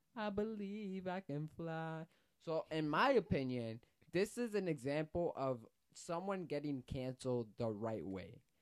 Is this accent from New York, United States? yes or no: yes; New York, United States; I was from New York